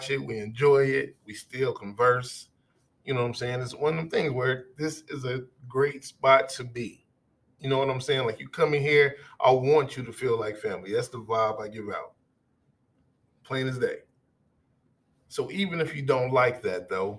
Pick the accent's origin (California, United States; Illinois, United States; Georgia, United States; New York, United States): Illinois, United States; Chicago; now in Minnesota, United States; Now, I'm from Chicago. I live here in Minnesota, like I said, but a lot of my life was spent in Chicago, especially my formative years.